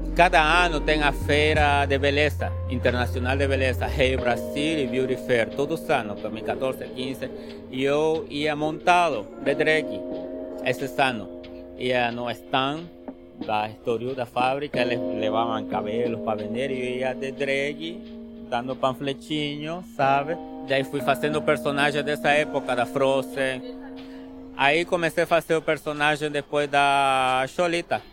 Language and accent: Portuguese; Trinidad, Beni, Bolivia; Portuguese is a second language; moved away as an adult; now in São Paulo, Brazil; eu venho de, da cidade de Trinidade, do Amazonas, que fica na Bolívia, tá? e moro faz oito anos aqui em São Paulo, capital.